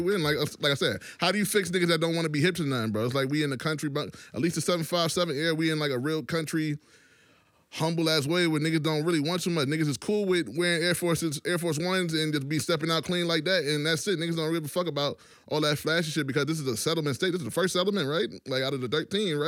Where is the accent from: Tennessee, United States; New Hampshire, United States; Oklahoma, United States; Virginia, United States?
Virginia, United States; also born or lived in New York; I'm from Virginia